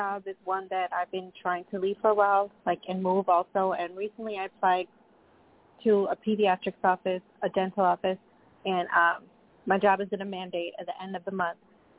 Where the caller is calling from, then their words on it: Long Island, New York, United States; Yes, this is … I'm calling from Long Island, New York.